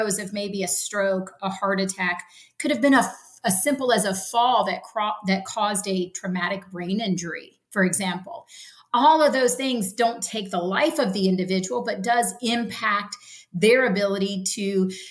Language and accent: English; Ocala, Florida, United States; I'm true Floridian, right? I was born and raised in Ocala, Florida